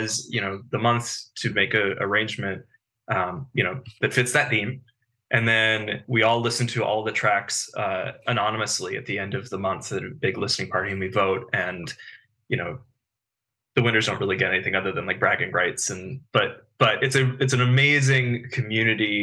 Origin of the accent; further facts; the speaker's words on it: Bethesda, Maryland, United States; I grew up in the Bethesda, like DC area